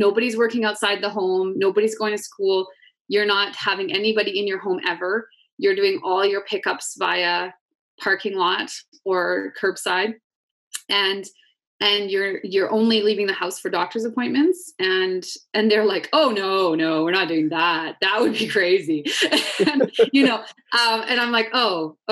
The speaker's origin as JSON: {"language": "English", "region": "Alberta", "country": "Canada", "tie": "born or raised there", "said": "I'm born and raised in Alberta."}